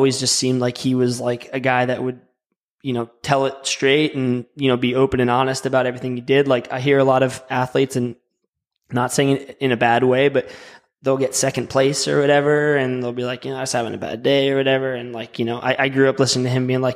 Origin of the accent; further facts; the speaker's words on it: Connecticut, United States; now in Charlotte, United States; I'm from Connecticut, so I have no logical reason to like the Braves